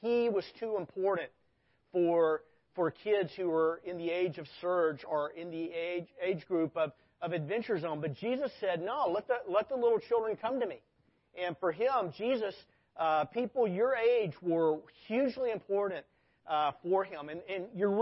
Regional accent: Arkansas, United States; moved away; I grew up in Arkansas.

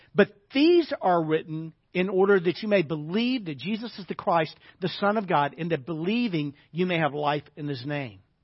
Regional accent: Arkansas, United States; moved away; I grew up in the South, grew up in Arkansas

